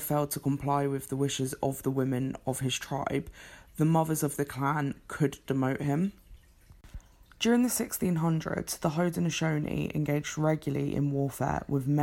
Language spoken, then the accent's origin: English; England, United Kingdom; I am English